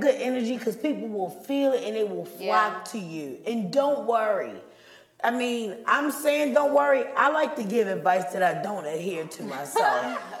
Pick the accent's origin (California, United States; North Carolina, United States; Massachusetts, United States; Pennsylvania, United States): North Carolina, United States; Charlotte; Born and raised in Charlotte, the boy.